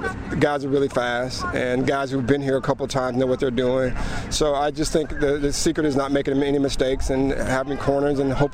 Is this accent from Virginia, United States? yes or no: no; Georgia, United States; Growing up in Georgia and Atlanta Speedway was there.